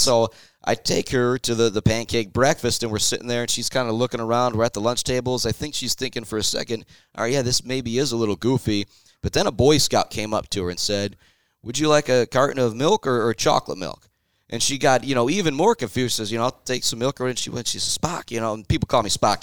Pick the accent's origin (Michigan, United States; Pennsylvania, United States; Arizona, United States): Michigan, United States; Shepherd; I'm from Shepherd